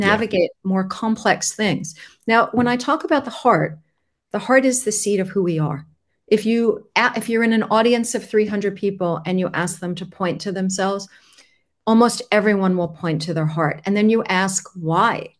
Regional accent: Long Island, New York, United States; now in Switzerland; I was born near the water. I was born on Long Island

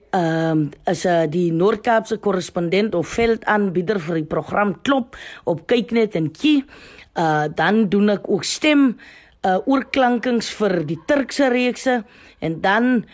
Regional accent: South Africa; ons as Suid-Afrikaners

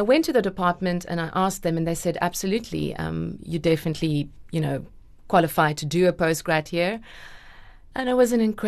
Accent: the Platteland, Free State, South Africa; also born or lived in Bloemfontein, South Africa / Stellenbosch, South Africa; I grew up in the Platteland

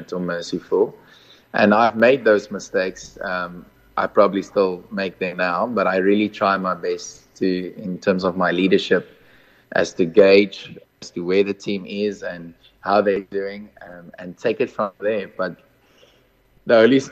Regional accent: Mozambique; also born or lived in Malawi; now in near Cape Town, South Africa; I grew up in Mozambique, was born in Malawi, and currently residing in Midwest near Cape Town.

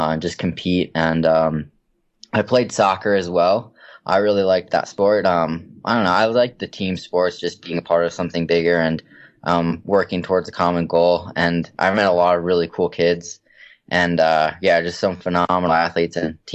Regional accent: Minnesota, United States; I grew up in Minnesota, and it's really cold there

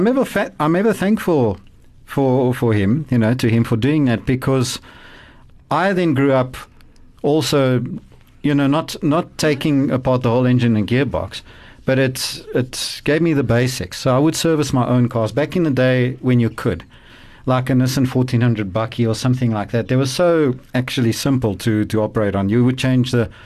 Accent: East Rand, Gauteng, South Africa; I grew up on the East Rand

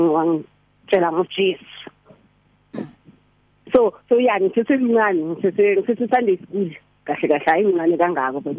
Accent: Eastvale, East Rand, Gauteng, South Africa; ngivela eIsveli … ngihlala eIsveli … abazali nje abangikhulise in the way of the Lord

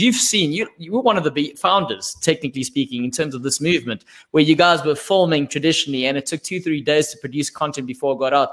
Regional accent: South Africa; I'm a South African

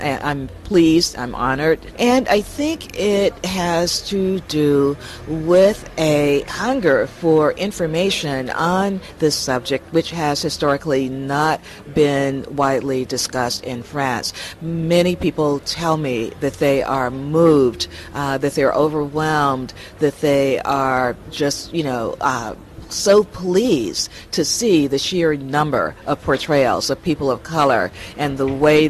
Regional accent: New York City, New York, United States; from New York, New York City in the USA.

